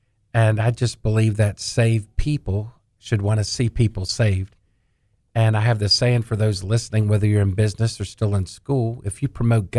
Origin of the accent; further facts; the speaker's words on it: Washington, District of Columbia, United States; also born or lived in Maryland; I got saved at a country church in Maryland. I was born on Capitol Hill.